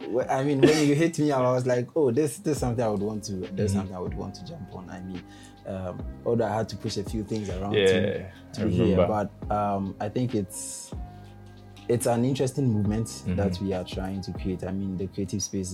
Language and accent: English; Ghana; I'm fully Ghanaian